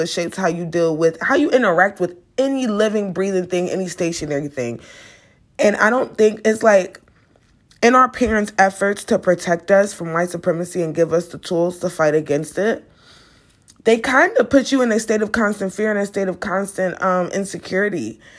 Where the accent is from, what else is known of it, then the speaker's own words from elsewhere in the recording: United States; me being an American